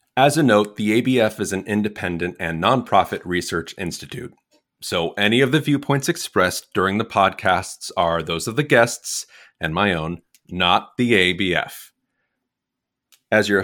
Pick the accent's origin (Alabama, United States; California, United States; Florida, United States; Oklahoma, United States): California, United States; Southern; growing up in Southern California